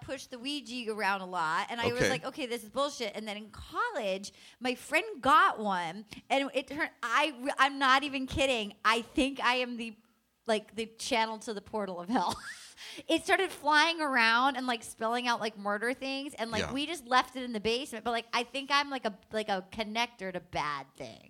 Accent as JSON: {"language": "English", "town": "Little Compton", "region": "Rhode Island", "country": "United States", "tie": "born or raised there", "said": "Little Compton, Rhode Island, yeah. I'm from Little Compton."}